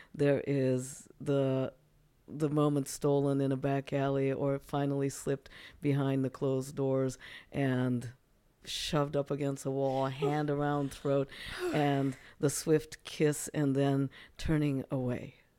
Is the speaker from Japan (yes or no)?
yes; Japan; now in United States; I'm actually originally from Japan